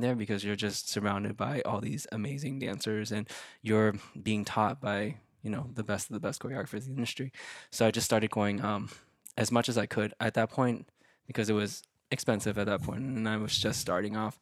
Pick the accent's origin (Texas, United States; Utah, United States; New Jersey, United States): Texas, United States; Dallas; moved away; it's my hometown, I have a place to stay